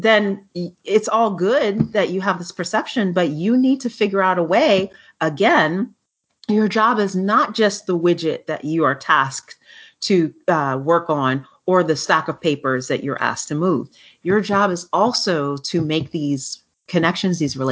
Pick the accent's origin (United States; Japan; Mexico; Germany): United States; New York City, New York; we're from New York City